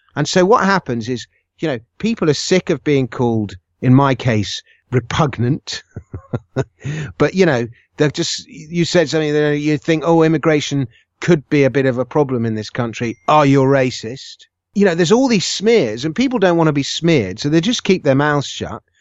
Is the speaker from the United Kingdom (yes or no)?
yes; United Kingdom; I was born in Britain